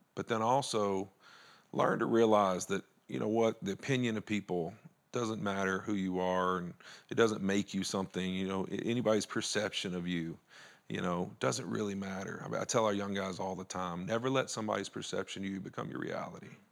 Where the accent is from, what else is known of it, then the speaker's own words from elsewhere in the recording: Louisiana, United States; moved away; I was Country boy from Louisiana